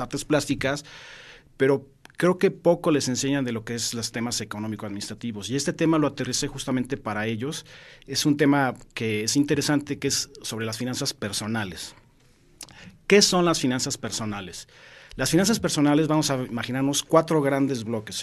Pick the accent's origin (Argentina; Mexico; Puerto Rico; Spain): Mexico; como mexicanos